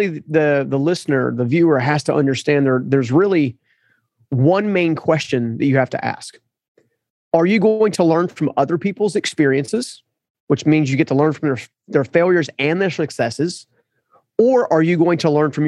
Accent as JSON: {"language": "English", "country": "United States", "said": "as an American culture"}